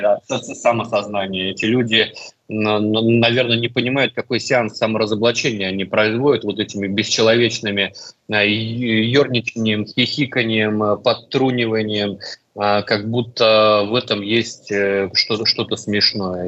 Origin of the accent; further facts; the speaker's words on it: Russia; я из России